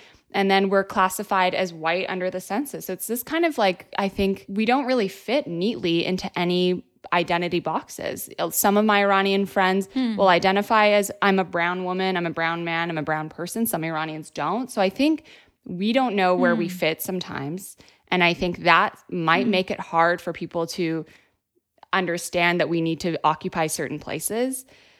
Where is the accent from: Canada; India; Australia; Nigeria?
Canada; Vancouver, British Columbia; also born or lived in Iran; when I was growing up in Canada, you know, I moved to Vancouver, Canada when I was about 4. I grew up mostly there. I grew up back and forth between Iran and Canada, spending time in Tehran in the summers with all my cousins.